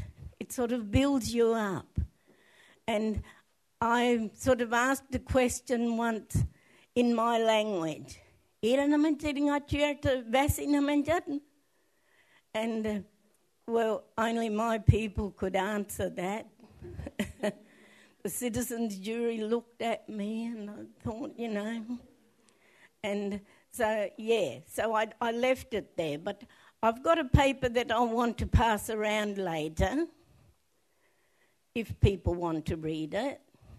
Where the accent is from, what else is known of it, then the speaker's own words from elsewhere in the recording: South Australia, Australia; from the Adnyamatna people